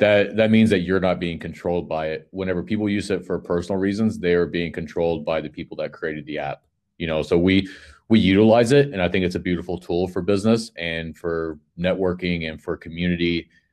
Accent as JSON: {"language": "English", "town": "Panama City", "region": "Florida", "country": "United States", "said": "I'm from Panama City, Florida"}